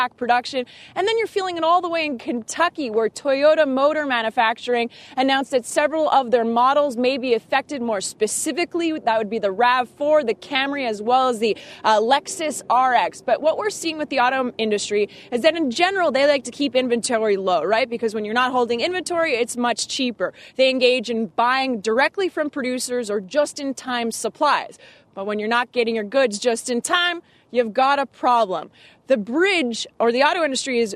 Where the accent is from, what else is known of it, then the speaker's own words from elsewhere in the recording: Canada; I'm Canadian